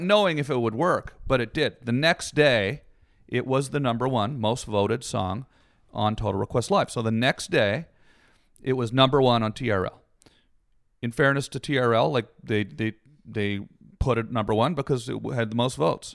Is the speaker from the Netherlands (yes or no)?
no; Canada; Canadian, and I grew up in the woods